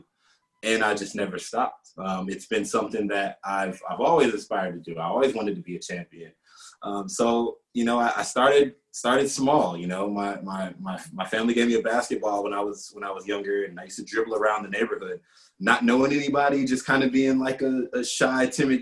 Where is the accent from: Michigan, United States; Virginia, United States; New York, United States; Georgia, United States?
Michigan, United States; Detroit; I'm from Detroit, Michigan.